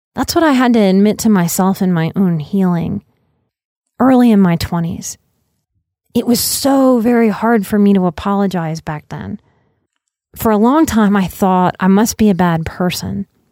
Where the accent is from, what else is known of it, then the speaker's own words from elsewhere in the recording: Louisiana, United States; I'm from Louisiana